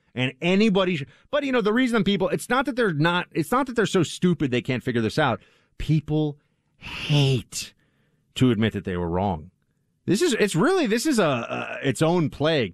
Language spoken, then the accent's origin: English; East Coast, United States; now in New York City, United States; I'm a product of growing up on the East Coast in the 80s and 90s.